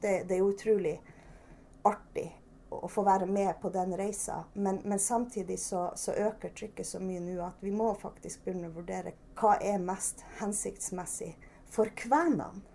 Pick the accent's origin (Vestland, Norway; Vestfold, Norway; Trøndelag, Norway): Trøndelag, Norway; now in Børselv, Norway; Jeg er jo egentlig trønder, og vi, vi har jo bodd i Finnmark i ganske mange år.